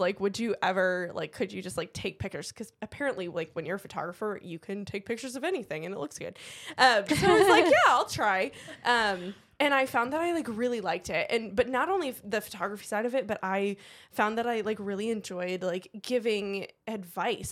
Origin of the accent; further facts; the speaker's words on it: Cleveland, Ohio, United States; moved away; I was born and raised in Cleveland, same with my husband